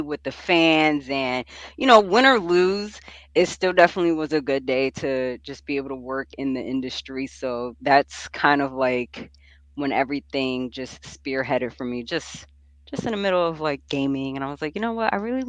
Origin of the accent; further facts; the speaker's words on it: New York, United States; I'm from New York